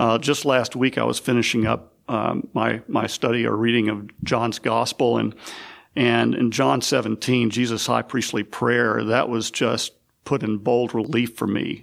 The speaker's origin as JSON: {"language": "English", "region": "West Tennessee", "country": "United States", "tie": "born or raised there", "also_born_or_lived": "South Mississippi / Northwest Florida", "moved": "yes", "lives_now": "Chattanooga, United States", "said": "grew up mostly in West Tennessee"}